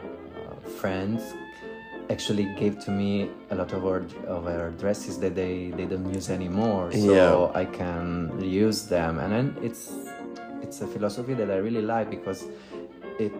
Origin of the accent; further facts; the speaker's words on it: Southern Italy, Italy; English is a second language; moved away; I'm from Italy, I'm from the south of Italy